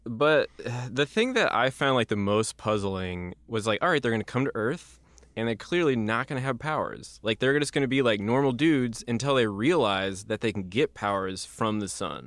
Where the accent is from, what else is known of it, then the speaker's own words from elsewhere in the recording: Midwest, United States; we grew up in the Midwest